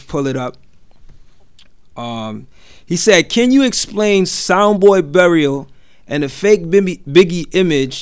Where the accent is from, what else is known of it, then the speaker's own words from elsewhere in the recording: New York City, New York, United States; I'm from Brooklyn too